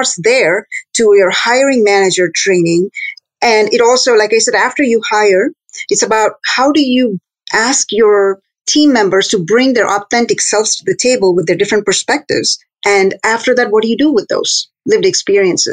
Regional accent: India; moved away as an adult; I was born and raised in India, went to school there and got a degree

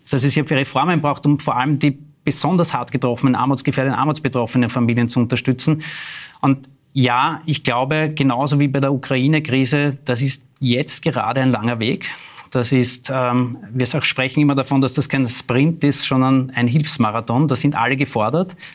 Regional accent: Klosterneuburg, Lower Austria, Austria; also born or lived in Vienna; ich bin in Wien geboren, im 16. Bezirk im Wilhelminenspital, aber ich lebe seit meiner jüngsten Kindheit in Klosterneuburg

